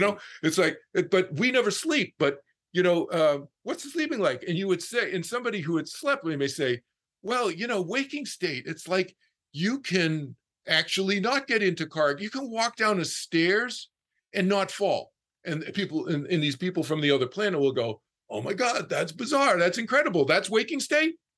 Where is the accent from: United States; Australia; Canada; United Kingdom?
United States; Boston, Massachusetts; I was from Boston, I was from the East Coast.